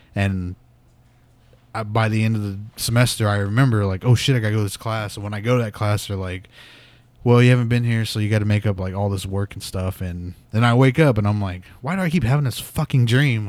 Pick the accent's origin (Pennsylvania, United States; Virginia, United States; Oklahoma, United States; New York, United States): Oklahoma, United States; Pawnee; moved away as an adult; I'm from Pawnee, and it was just, like, this small ass town